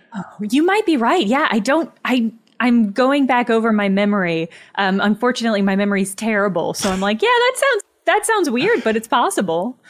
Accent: Southern Illinois, United States; moved away; also born or lived in Madison, Wisconsin; I'm from Southern Illinois originally, right across the river from Saint Louis.

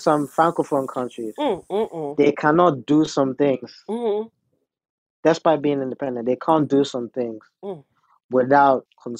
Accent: London, United Kingdom; also born or lived in Ghana; I'm a Londoner, born and raised, but I've lived in Ghana as well.

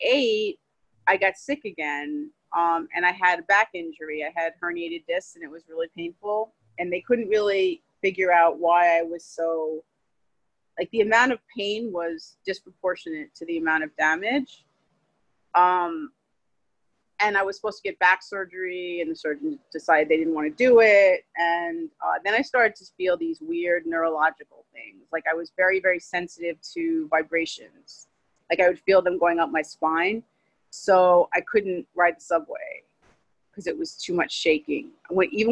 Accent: New York City, New York, United States; I grew up in Queens

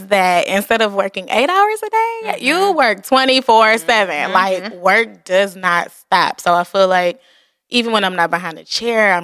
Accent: Detroit, Michigan, United States; we are from Detroit

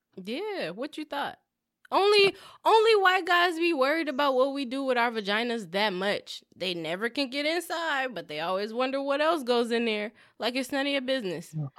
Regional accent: Southern California, United States; we're from SoCal? We're from California

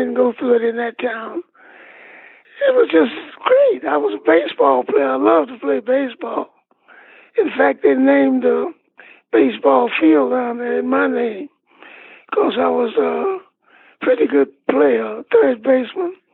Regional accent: Badin, North Carolina, United States; was a happy go lucky kid. My mother was a school teacher, and my father was a minister of a couple of churches, you know.

